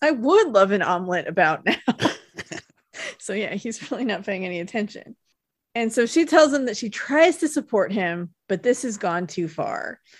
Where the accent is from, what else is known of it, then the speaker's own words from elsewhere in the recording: South Lake Tahoe, United States; moved away; my hometown at Heavenly Ski Resort in Lake Tahoe